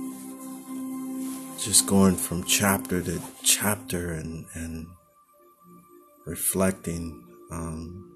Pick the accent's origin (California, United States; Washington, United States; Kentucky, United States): California, United States; Oakland; moved away as an adult; now in Los Angeles, United States; my hometown of Oakland